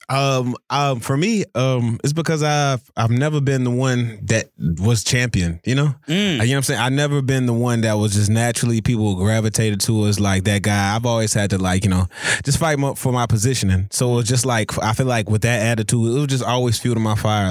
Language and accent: English; New Orleans, Louisiana, United States; moved away; originally I'm from New Orleans